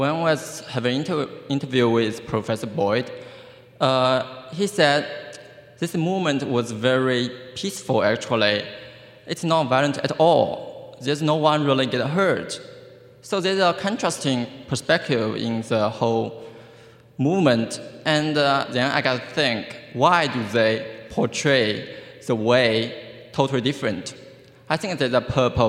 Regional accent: China; now in Iowa, United States; I'm from China originally

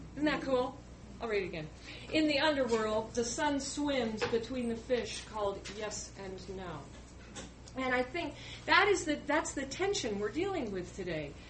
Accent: Pacific Northwest, United States; I grew up in the Pacific Northwest

